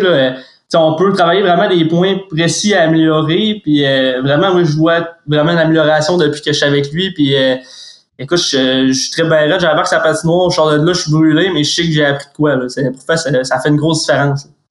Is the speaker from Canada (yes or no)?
yes; Saguenay, Quebec, Canada; je viens du Saguenay